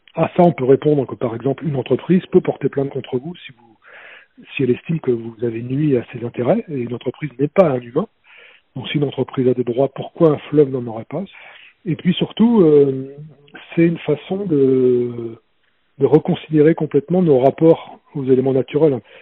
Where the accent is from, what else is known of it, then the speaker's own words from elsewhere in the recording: France; j'ai grandi près de la Loire